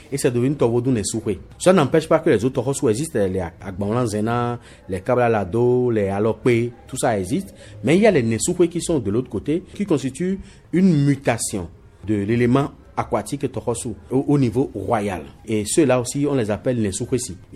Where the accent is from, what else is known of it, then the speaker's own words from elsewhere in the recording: Benin; Bon, ça me rappelle que je suis béninois et puis ça me rappelle également WIDA 92.